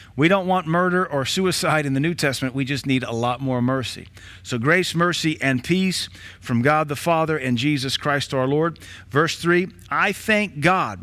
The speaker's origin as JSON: {"language": "English", "town": "Knoxville", "region": "Tennessee", "country": "United States", "tie": "born or raised there", "also_born_or_lived": "Baton Rouge, Louisiana", "lives_now": "Cookeville, United States", "said": "We moved from Baton Rouge to Knoxville in eighty-two"}